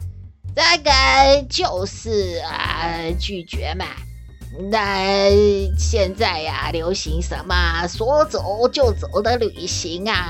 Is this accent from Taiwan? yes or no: yes; Taiwan; 咱们台湾人怎么那么喜欢吃药嘞？